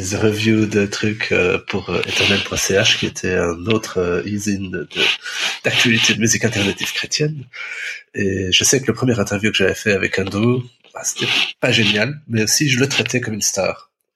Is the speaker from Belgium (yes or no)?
yes; Belgium; je viens de Belgique